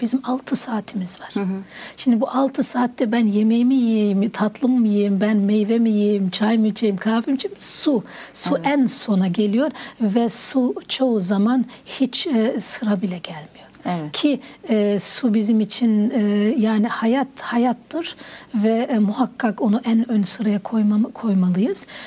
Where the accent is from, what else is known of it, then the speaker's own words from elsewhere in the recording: Bayburt, Turkey; ben Bayburtluyum, Erzurum tarafı, Bayburt tarafı